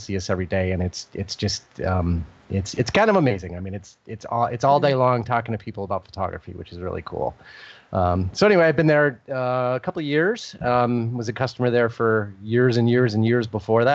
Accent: United States; I'm an American

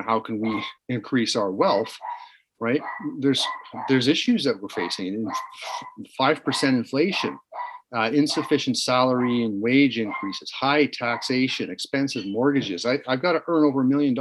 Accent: Canada

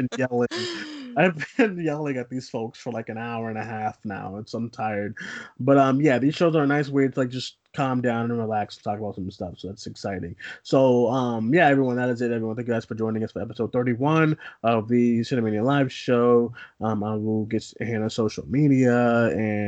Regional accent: Boston, Massachusetts, United States; We're both from Boston

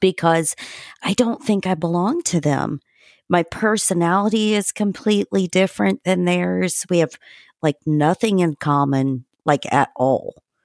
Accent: Indiana, United States; I grew up in Indiana

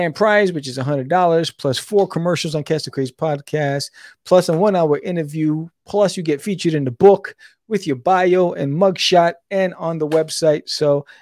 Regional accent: New York City, New York, United States; moved away; also born or lived in Brooklyn; I was born in Brooklyn, raised in Queens

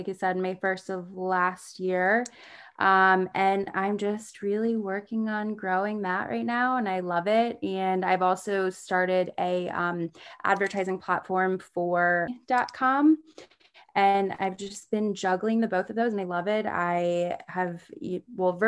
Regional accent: D.C., Maryland, United States; I grew up in Maryland, outside of Washington, D.C. in the States.

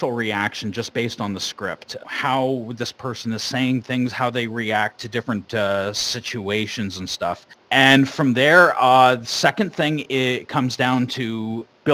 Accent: Sarnia, Ontario, Canada; we're from Sarnia.

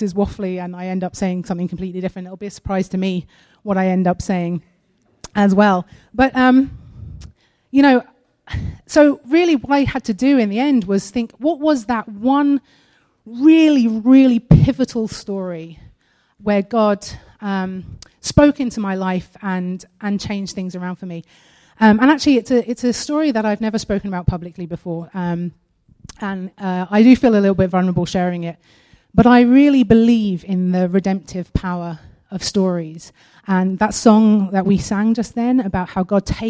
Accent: United Kingdom

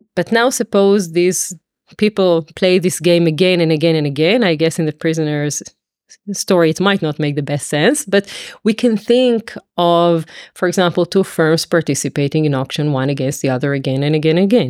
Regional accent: Israel; moved away as an adult; also born or lived in Tel Aviv / Paris; now in London, United Kingdom; I come from Israel originally

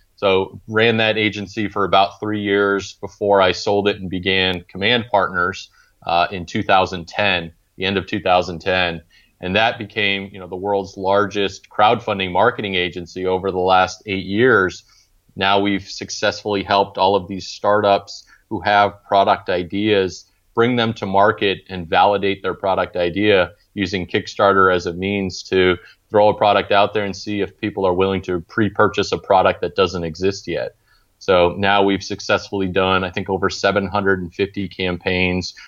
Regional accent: Maine, United States; moved away as an adult; now in Charlotte, United States; growing up in Maine

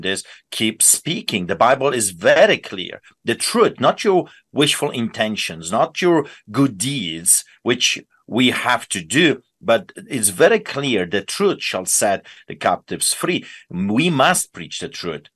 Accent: Poland; moved away; growing up in Poland and seen with my own eyes, you know, growing up behind, under the boots of the Soviets

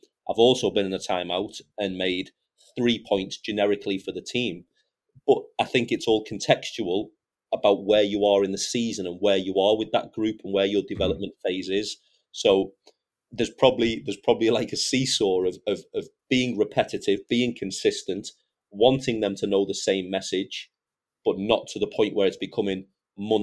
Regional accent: United Kingdom; I'm 38 and I'm British and I've coached my national team.

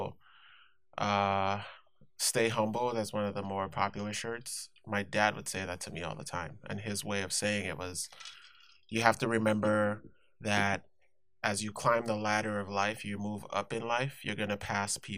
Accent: Nigeria; moved away as an adult; also born or lived in Inglewood, California / Pomona, California; now in Whittier, United States; I was born in Nigeria, born and raised, lived there 17 years, and then I moved to the States

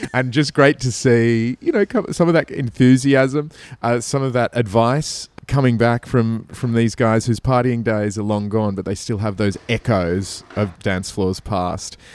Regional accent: Australia; also born or lived in Sydney; as an Australian

